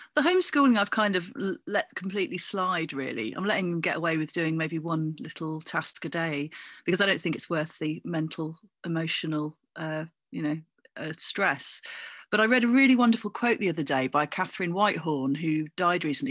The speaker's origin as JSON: {"language": "English", "area": "Cornwall", "region": "South West England", "country": "United Kingdom", "tie": "born or raised there", "also_born_or_lived": "Coventry", "moved": "yes", "said": "It was really quite idyllic growing up in Cornwall"}